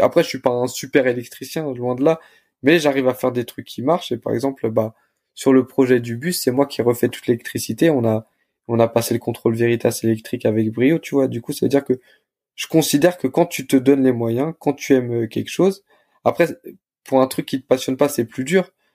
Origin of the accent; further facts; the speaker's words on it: Le Blanc-Mesnil, Île-de-France, France; j'ai grandi à Blanc-Ménil. J'ai euh, fait toute ma scolarité euh, bah, au lycée, enfin au collège, au lycée à Blanc-Ménil.